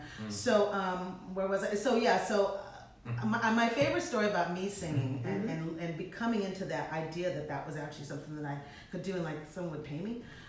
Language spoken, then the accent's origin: English; New Orleans, Louisiana, United States; I was born and raised in New Orleans.